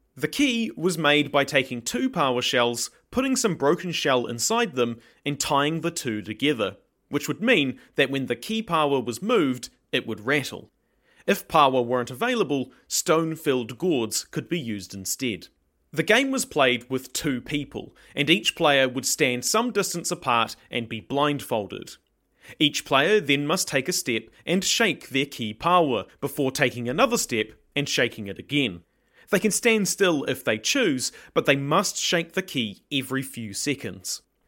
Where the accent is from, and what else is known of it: New Zealand